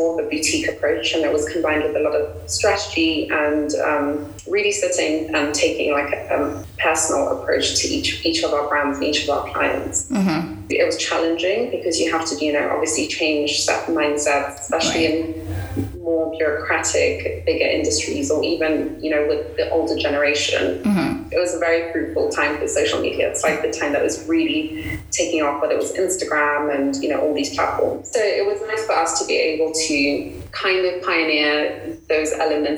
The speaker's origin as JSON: {"language": "English", "country": "Kenya", "tie": "born or raised there", "said": "being born and raised here"}